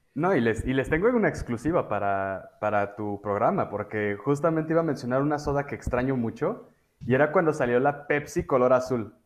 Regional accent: Mexico; soy muy mal mexicano

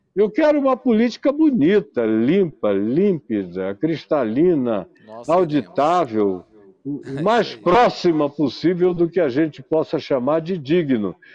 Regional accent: Manaus, Amazonas, Brazil; na minha terra, em Manaus

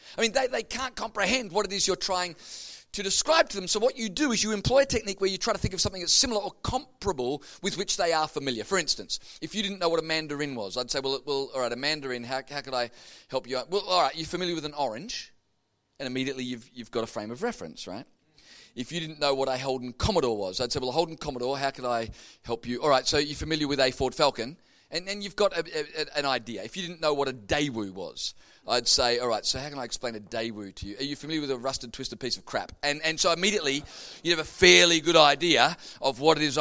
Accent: Melbourne, Victoria, Australia; I grew up in Melbourne going to Carey Baptist Grammar School in Kew

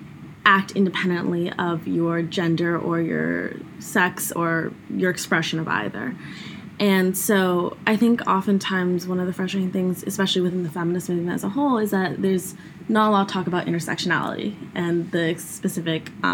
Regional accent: California, United States; I spent a lot of my life growing up in California

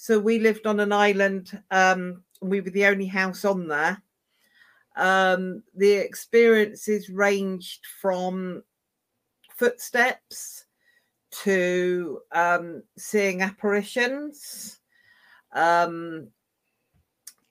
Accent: River Thames, Berkshire, South East England, United Kingdom; I grew up on the River Thames in a haunted lock house

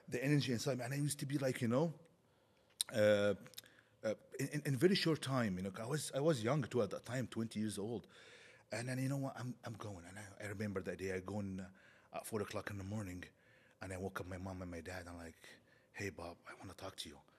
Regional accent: Egypt; moved away as an adult; now in Canada; I grew up now in Egypt

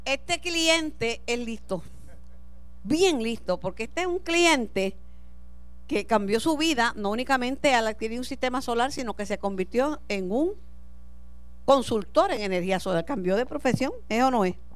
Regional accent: Mayagüez, Puerto Rico; me encuentro en la Sultana del Oeste, mi ciudad, mi pueblo natal, Mayagüez

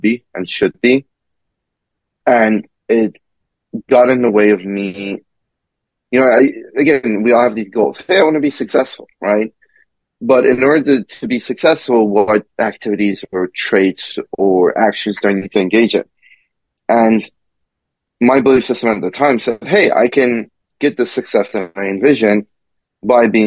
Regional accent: Kentucky, United States; also born or lived in Iran; I grew up in the South, and again, I grew up as an immigrant.

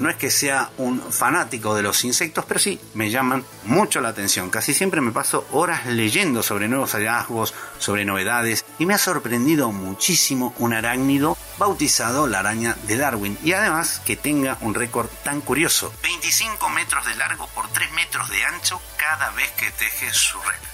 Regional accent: Argentina; Argentina, mi tierra

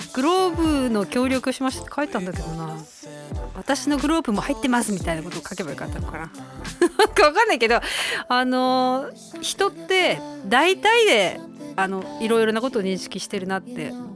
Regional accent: Obihiro, Hokkaido, Japan; 地元帯広

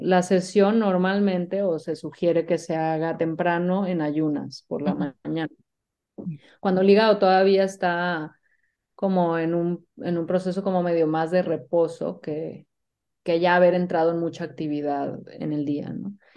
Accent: Mexico; Yo soy mexicana

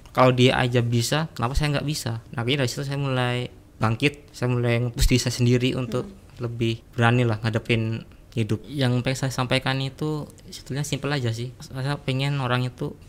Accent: Klaten, Central Java, Indonesia; born there; lahir tuh di Klaten, Jawa Tengah.

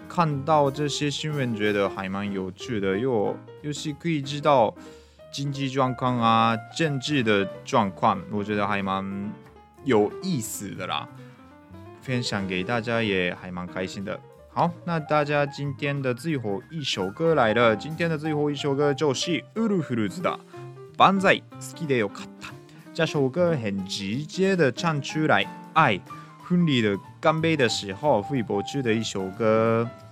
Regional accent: Japan; Chinese is a second language; moved away as an adult; now in Taiwan; 我们日本人

